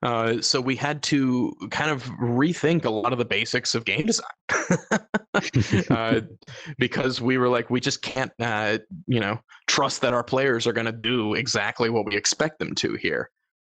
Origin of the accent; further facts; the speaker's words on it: Georgia, United States; I'm from Georgia. I can do it.